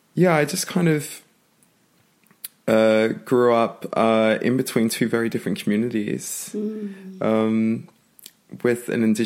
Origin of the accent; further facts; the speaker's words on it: Brisbane, Queensland, Australia; My background, I grew up in Brisbane, in a single parent family mostly. So my dad's indigenous and my mum has blonde hair and blue eyes. And I was probably the fairest, the first born in my family